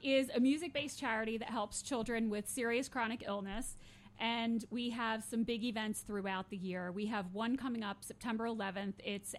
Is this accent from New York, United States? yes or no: no; Vineland, New Jersey, United States; also born or lived in Pennsville, New Jersey; I'm a Jersey girl, born and raised my entire life in South Jersey.